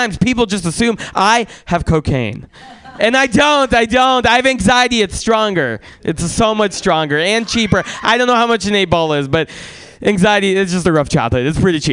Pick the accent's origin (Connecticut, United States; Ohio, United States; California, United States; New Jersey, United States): California, United States; San Francisco; also born or lived in Russia; I was born in Russia. And family could have moved anywhere in America. So I asked my mom, like, why did we choose to move to San Francisco?